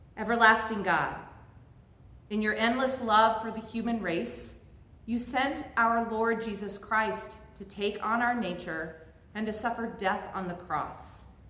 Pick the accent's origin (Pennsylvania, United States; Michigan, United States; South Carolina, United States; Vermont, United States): Vermont, United States; I grew up in Vermont